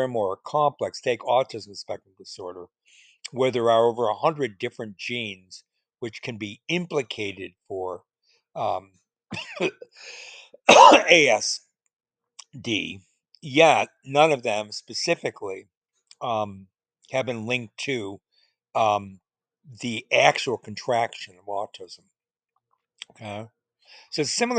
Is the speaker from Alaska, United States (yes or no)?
no; Chicago, Illinois, United States; In Chicago, where I grew up